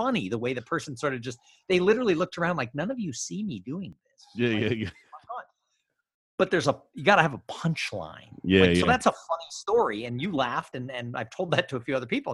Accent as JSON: {"language": "English", "town": "Los Angeles", "region": "California", "country": "United States", "tie": "born or raised there", "said": "I grew up in Los Angeles."}